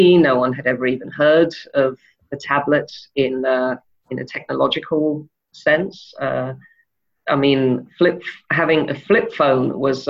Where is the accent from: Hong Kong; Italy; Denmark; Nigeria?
Denmark; also born or lived in England / Wales / France / Spain; Well, I was born in England and we moved to Denmark when I was almost 4. Apart from a short stint in Saudi Arabia, we were there until I went to Wales to go to university when I was 17.